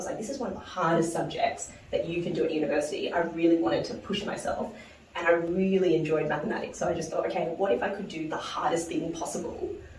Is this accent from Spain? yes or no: no; New Zealand; accent: Kiwi; Oh, yeah. Although I definitely lost my Kiwi accent, I would say.